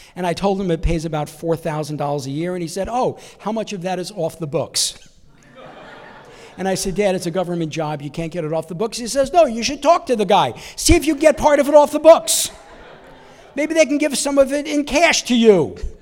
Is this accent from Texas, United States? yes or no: no; New York, United States; moved away as an adult; I'm originally from New York. I just moved out here about six months ago